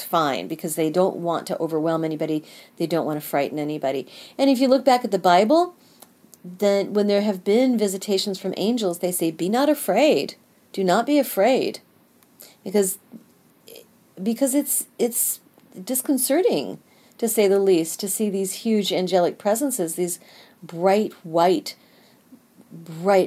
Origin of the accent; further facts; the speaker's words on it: Kansas City, United States; I am from the Kansas City area